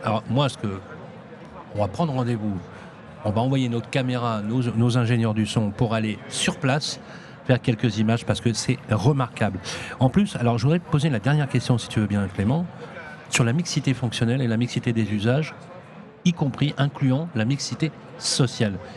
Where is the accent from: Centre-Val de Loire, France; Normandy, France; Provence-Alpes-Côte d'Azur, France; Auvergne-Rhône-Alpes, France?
Auvergne-Rhône-Alpes, France; Lyon; je suis lyonnais